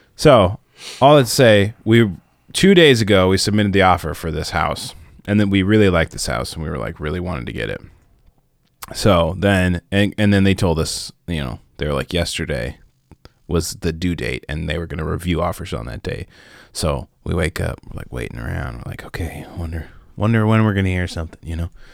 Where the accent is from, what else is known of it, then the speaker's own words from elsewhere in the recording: Minnesota, United States; growing up in Minnesota